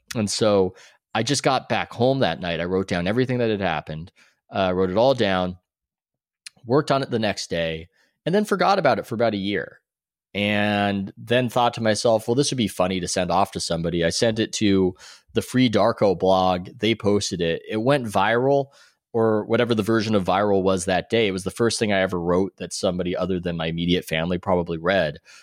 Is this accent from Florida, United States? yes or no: no; San Diego, California, United States; moved away as an adult; also born or lived in New York; now in Oakland, United States; I'm originally from San Diego